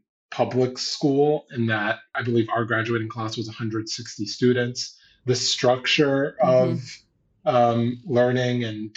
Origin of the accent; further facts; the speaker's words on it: Houston, Texas, United States; My experience growing up was very much surrounded by communities, and it was a very loving and very safe, you know, contrary to popular belief of what people may think of when they hear Alief, right?